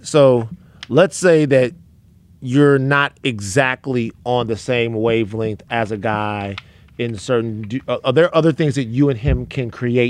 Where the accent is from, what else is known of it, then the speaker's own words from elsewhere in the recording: Baton Rouge, Louisiana, United States; I'm not one. People might. I'm from South Baton Rouge.